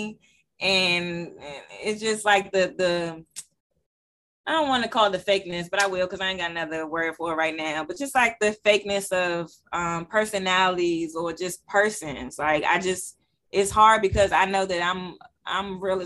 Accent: Washington, District of Columbia, United States; born and raised in Southeast.

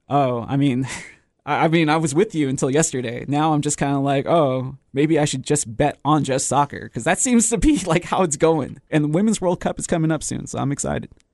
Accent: Texas, United States; moved away; I'm from Texas

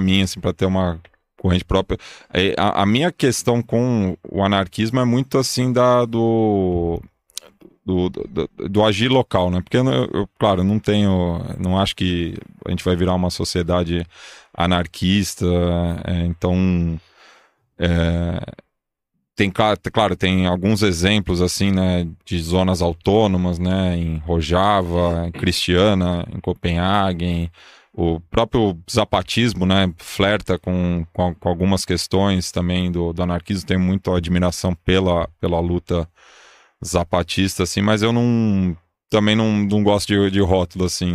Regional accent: São Paulo, Brazil; sou nascido e criado aqui há 37 anos

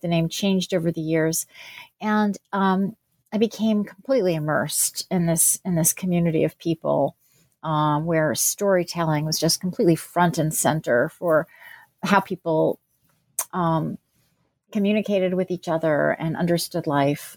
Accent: New Jersey, United States; also born or lived in Pennsylvania; I was born in New Jersey and grew up there and in Pennsylvania

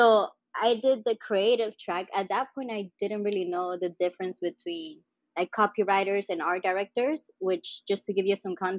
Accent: Mallorca, Balearic Islands, Spain; moved away; also born or lived in Sint Maarten / Miami; So, from Spain, I'm from Mallorca, which is also another island.

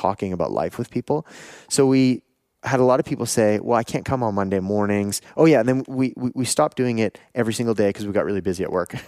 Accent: Canada; also born or lived in Taiwan; I'm from Canada

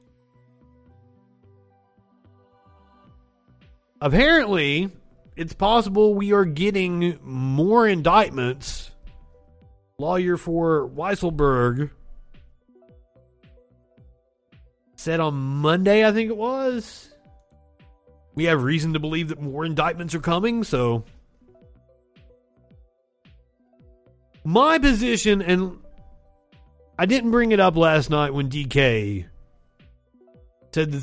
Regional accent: Kentucky, United States; I'm from Kentucky

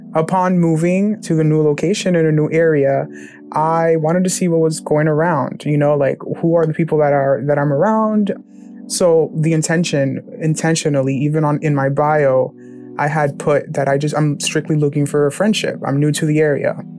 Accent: New Jersey, United States; My hometown is New Jersey

